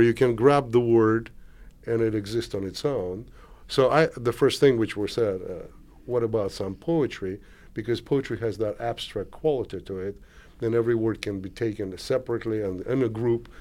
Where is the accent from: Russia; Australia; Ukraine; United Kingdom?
Russia; Moscow; moved away as an adult; also born or lived in Kazakhstan; now in United States; I was born in Kazakhstan, moved to Moscow, grew up in Moscow, became an artist in Moscow